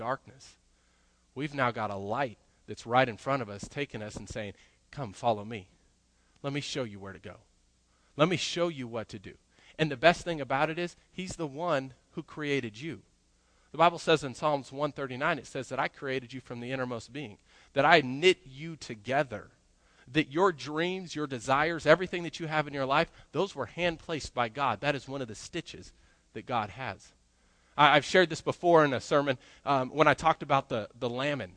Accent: Colorado, United States; growing up, I grew up in Colorado, and we had mountains all over the place

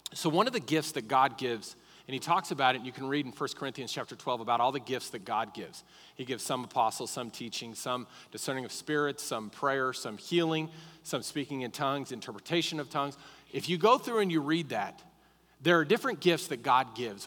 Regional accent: Colorado, United States; now in Lubbock, United States; I grew up in Colorado

